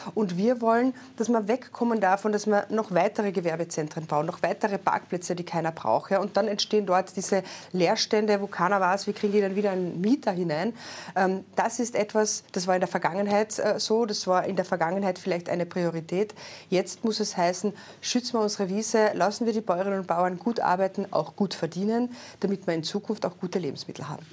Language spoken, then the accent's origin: German; Carinthia, Austria; Ich komme aus Kärnten, aus einer kleineren Gemeinde